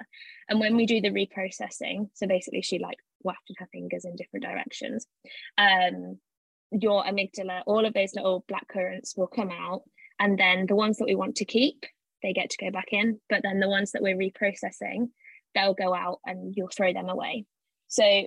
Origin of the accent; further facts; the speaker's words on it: Leicester, East Midlands, United Kingdom; moved away as an adult; also born or lived in Cambridge; I'm from Leicester originally.